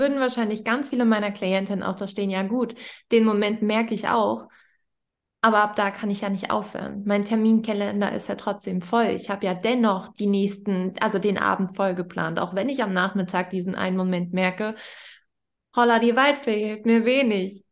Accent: Northern Germany, Germany; ich komme ja aus Norddeutschland

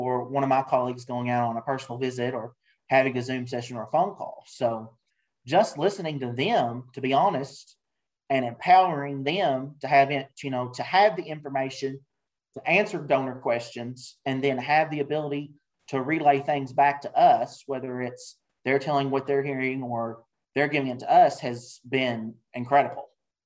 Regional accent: Kentucky, United States; Bronco chocolates from Kentucky, from my hometown

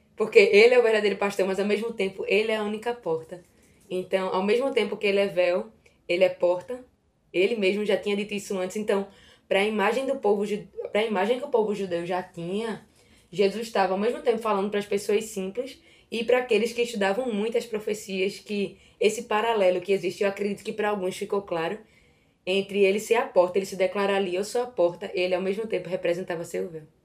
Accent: Recife, Pernambuco, Brazil; sou daqui de Recife

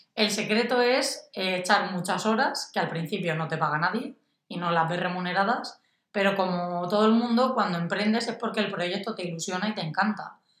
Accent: Orihuela, Valencian Community, Spain; soy de Orihuela, una ciudad de Alicante

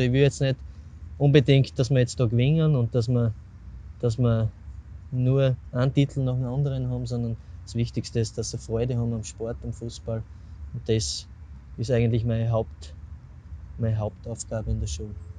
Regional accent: Semriach, Styria, Austria; mit Semriach, mit meinem Heimatort

